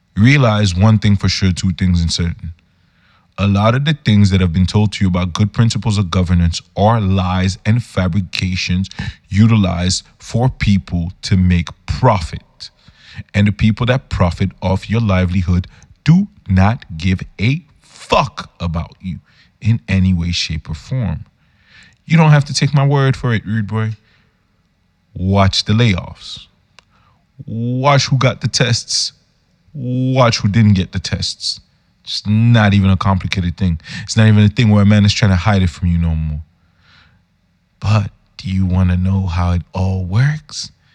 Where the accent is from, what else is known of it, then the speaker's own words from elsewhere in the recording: Yaoundé, Centre, Cameroon; I'm a youth from Yaoundé, Cameroon